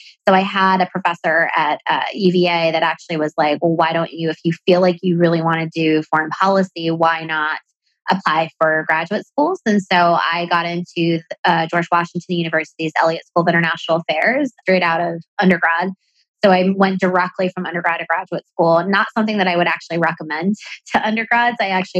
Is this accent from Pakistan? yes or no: yes; Pakistan; accent: American; also born or lived in Dubai, United Arab Emirates / Bangladesh; I was born in Dubai. My mom is from Bangladesh. My dad is from Pakistan. I lived in Bangladesh for elementary school and Pakistan for middle and high school. I went to international schools overseas, which explains the American accent.